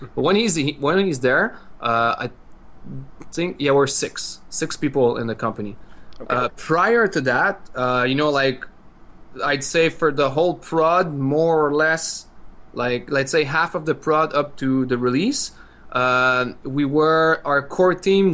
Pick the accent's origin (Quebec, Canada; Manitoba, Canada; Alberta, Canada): Quebec, Canada; French part of; we come from the French part of Quebec, so of Canada.